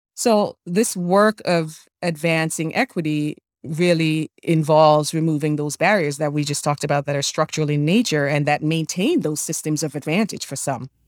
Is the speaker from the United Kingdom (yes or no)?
no; Jamaica; moved away; I'm an immigrant, born and raised in Jamaica